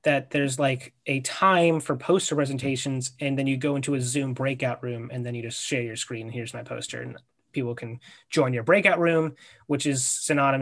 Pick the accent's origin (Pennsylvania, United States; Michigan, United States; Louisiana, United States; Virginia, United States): Virginia, United States; we're from Virginia